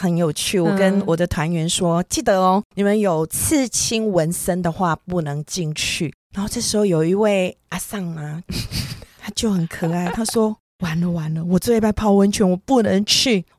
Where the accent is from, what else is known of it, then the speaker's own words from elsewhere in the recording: Taiwan; 我要跟你报告一下，我没有出卖你哦，我没有说我是台湾人。